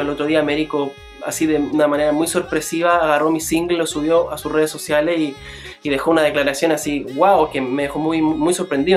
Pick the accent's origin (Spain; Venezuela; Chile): Chile; Lota, Biobío; donde yo nací, en Lota